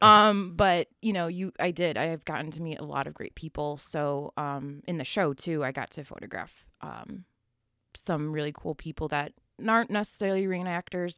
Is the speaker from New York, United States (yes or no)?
yes; Buffalo, New York, United States; I grew up in Buffalo, uh, Buffalo, New York